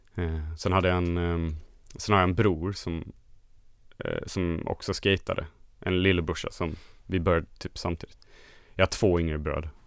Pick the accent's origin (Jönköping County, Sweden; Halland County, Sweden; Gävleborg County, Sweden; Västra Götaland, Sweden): Halland County, Sweden; Halmstad; jag kommer från Halmstad och det är en ganska liten stad som ligger mitt mellan Göteborg och Malmö kan man säga, på västkusten